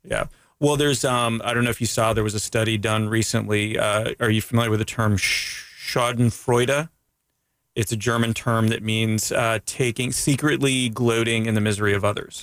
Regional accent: Canada; now in United States; I'm from Canada

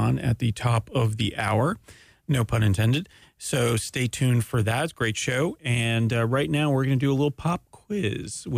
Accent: Canada; I'm Canadian

